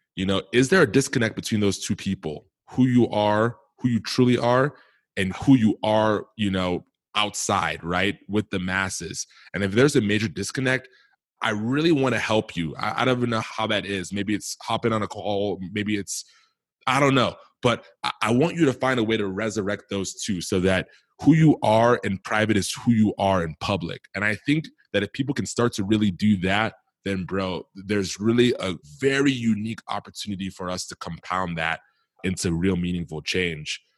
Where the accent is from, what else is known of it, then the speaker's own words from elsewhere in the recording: Milwaukee, Wisconsin, United States; growing up in Milwaukee, Wisconsin